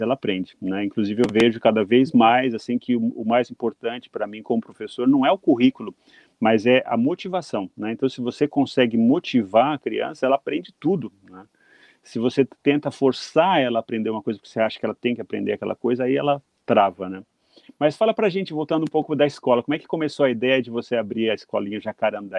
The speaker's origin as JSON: {"language": "Portuguese", "country": "Brazil", "moved": "as an adult", "lives_now": "Japan", "said": "depois que eu saí do Brasil"}